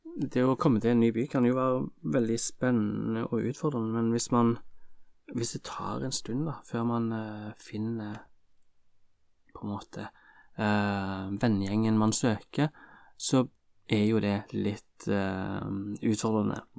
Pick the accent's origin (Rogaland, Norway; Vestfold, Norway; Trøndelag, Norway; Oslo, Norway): Rogaland, Norway; Stavanger; jeg kommer jo fra Stavanger